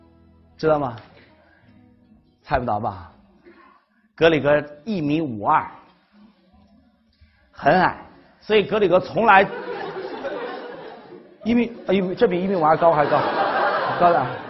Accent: China; 我们中国人的听觉当中

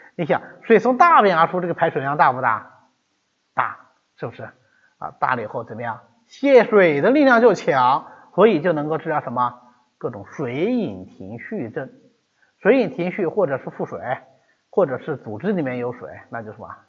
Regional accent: China; 这是我们中国人那个表达习惯

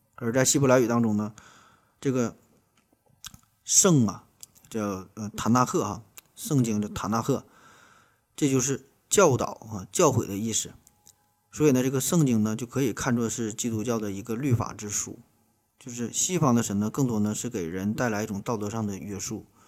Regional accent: China; 我们中国人

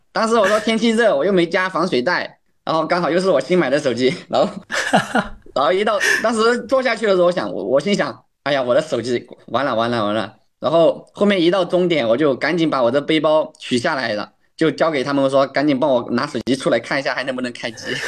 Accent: Guizhou, China; 我是来自贵州的一名选手

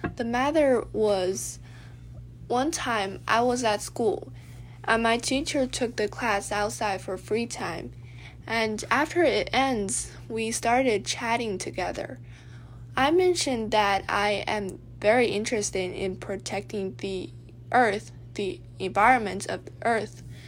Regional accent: Dali, Yunnan, China; also born or lived in Beijing, China; we decided to move to Dali, Yunnan, where the air is clear and sunny

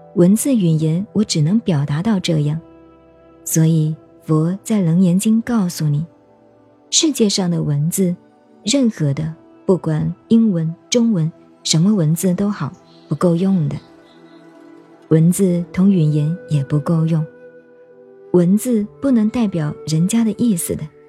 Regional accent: China; 你我都是中国人，讲中国话给你听

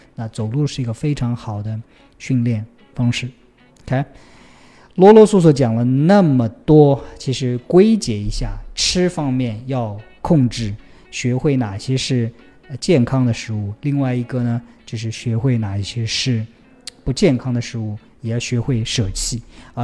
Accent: Taixing, Jiangsu, China; moved away; 我的老家在江苏的泰兴市

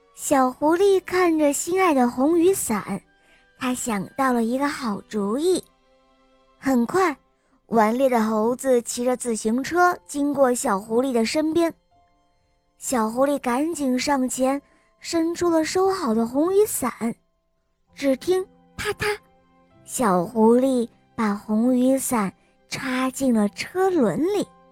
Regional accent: Taiyuan, Shanxi, China; 我今年四岁了，我来自山西太原

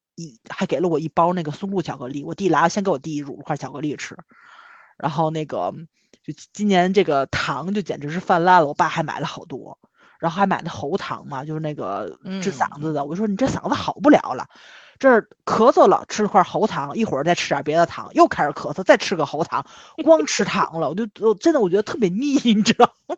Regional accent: Tianjin, China; 我们天津人就是喜欢大悲院啊或者娘娘庙啊去拜一拜

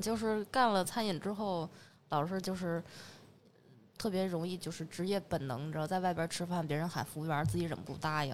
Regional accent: Northeast China, China; now in Beijing, China; 因为我东北人嘛

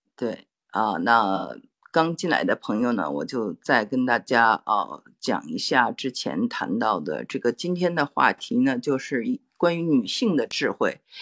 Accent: Beijing, China; accent: Beijing; moved away; 我们从中国长大的人

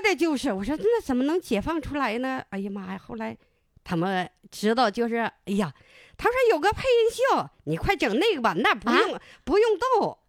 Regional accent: Harbin, Heilongjiang, China; 我家住的那，是正阳公社，我家是在正阳河住

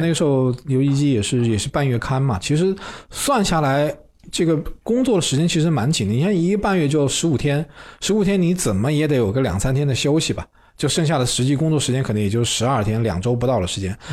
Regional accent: Wuhan, Hubei, China; moved away as an adult; also born or lived in Shenzhen; 我老家在武汉嘛

